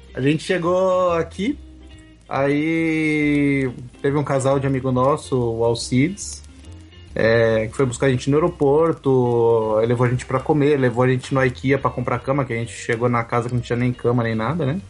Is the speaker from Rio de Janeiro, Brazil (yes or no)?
no; São Paulo, Brazil; moved away as an adult; now in Quebec, Canada; eu sou nascido e criado em São Paulo